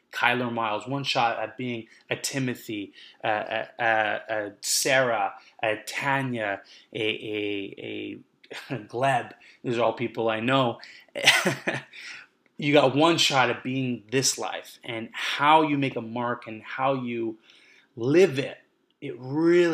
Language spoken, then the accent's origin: English; Vancouver, British Columbia, Canada; now in Montreal, Canada; I'm coming to you right now from Montreal, but I grew up in Vancouver.